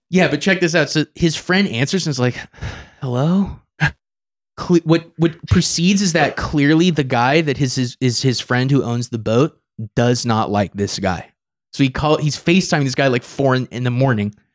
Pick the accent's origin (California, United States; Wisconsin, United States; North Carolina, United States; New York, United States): California, United States; Napa; I'm from Napa, and so if you're from Napa, San Francisco is the city